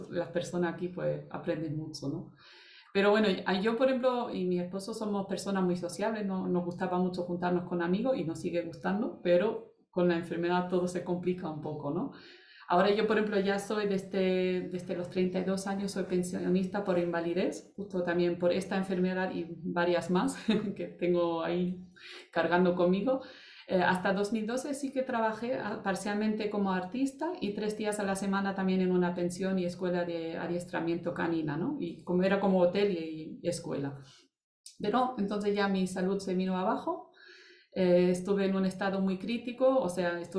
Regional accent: Germany; now in Almería, Spain; era alemán, mi madre americana eh, y me he criado en Alemania

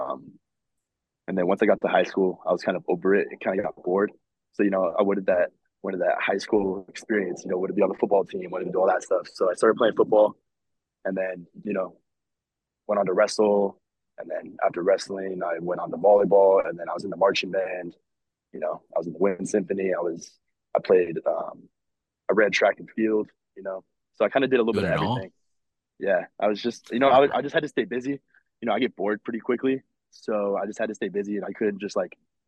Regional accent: Las Vegas, Nevada, United States; I'm born and raised in Las Vegas.

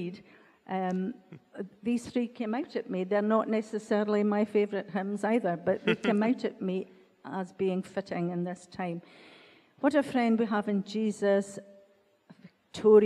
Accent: Ellon, Scotland, United Kingdom; we grew up in that church, although I was born in Ellen, came to school in Ellen

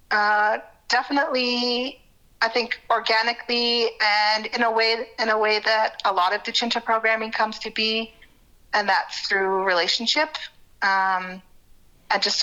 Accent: Whitehorse, Yukon, Canada; born there; And I was born here in Whitehorse, grew up away, and um, have been here for the last seven years.

